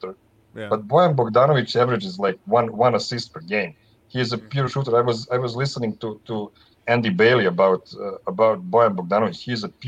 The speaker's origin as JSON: {"language": "English", "region": "Herzegovina", "country": "Bosnia & Herzegovina", "said": "I'm actually from Herzegovina"}